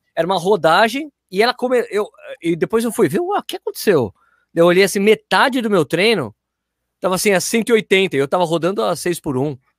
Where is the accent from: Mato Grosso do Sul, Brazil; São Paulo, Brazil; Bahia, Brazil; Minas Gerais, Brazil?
São Paulo, Brazil; now in Jundiaí, Brazil; fui nascido e criado na Lapa